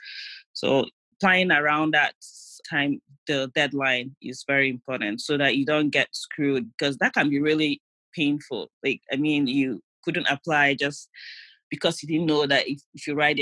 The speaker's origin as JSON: {"language": "English", "country": "Nigeria", "moved": "as an adult", "lives_now": "United States", "said": "my friends that I came from Nigeria"}